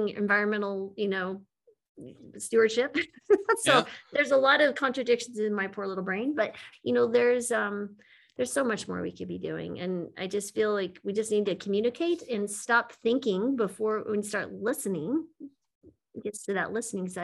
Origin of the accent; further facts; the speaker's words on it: United States; as an American